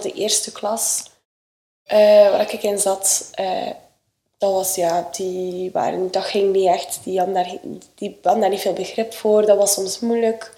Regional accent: Sleidinge, Flanders, Belgium; ik ben eh, opgegroeid in Sleidingen op de boerderij van mijn ouders.

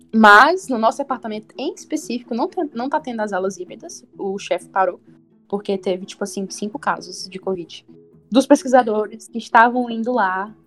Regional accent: Fortaleza, Ceará, Brazil; eu sou de Fortaleza, que tem quase 3 milhões

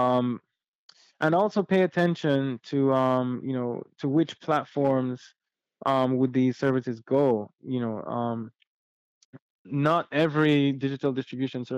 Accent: Jamaica; being Jamaican

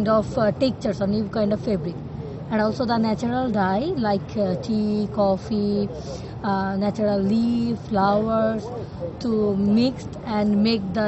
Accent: Bangladesh; now in Portugal; I'm from Bangladesh and my age is 29.

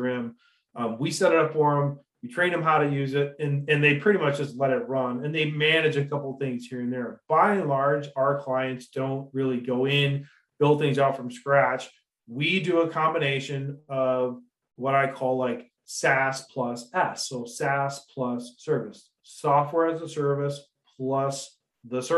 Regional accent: Detroit, Michigan, United States; now in Grand Junction, United States; Metro Detroit area. So I like to say I was forged in Detroit

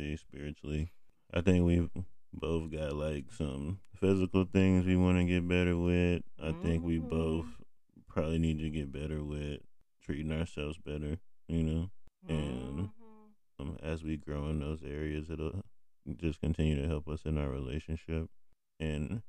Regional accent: United States

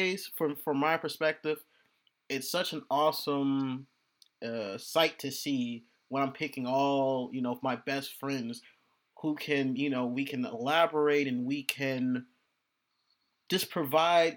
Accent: Chicago, Illinois, United States; born or raised there

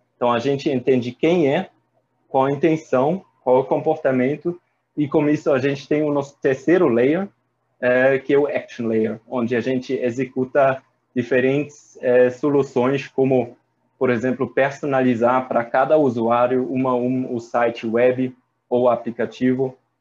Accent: Germany; Portuguese is a second language; moved away as an adult; also born or lived in Paris, France / Ireland; now in Brazil; sou alemão

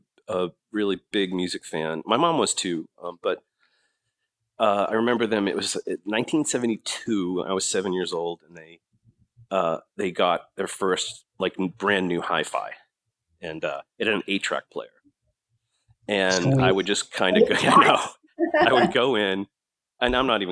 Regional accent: Boston, Massachusetts, United States; moved away; I'm from Boston

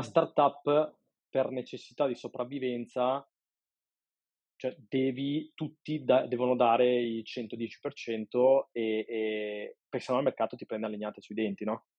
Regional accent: Padua, Veneto, Italy; sono un padovano di 36 anni

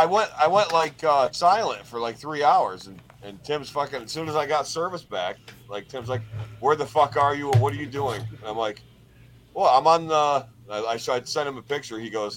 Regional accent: Binghamton, New York, United States; I'm from Binghamton.

